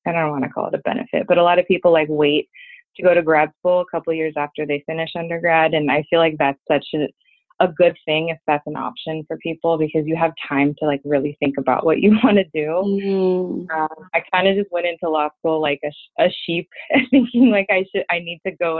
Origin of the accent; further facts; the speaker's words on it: Los Angeles, California, United States; also born or lived in Philadelphia; I'm an attorney, born and raised in Los Angeles